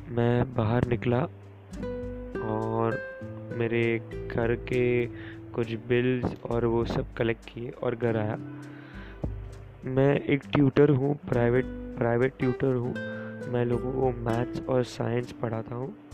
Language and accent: Hindi; Mumbai, Maharashtra, India; मैं मुंबई से हूँ